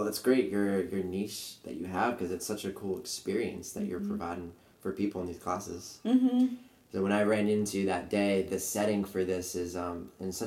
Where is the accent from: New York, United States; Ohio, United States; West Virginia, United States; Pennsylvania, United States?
New York, United States; Yonkers; where I grew up in New York, in Yonkers